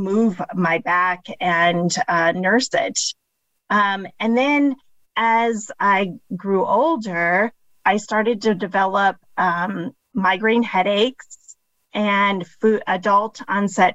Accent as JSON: {"language": "English", "town": "Phoenix", "region": "Arizona", "country": "United States", "tie": "born or raised there", "also_born_or_lived": "Chicago, Illinois", "said": "I was born outside of Chicago, Illinois. We moved here when I was a toddler and pretty much lived all of my childhood and adulthood in the Phoenix area."}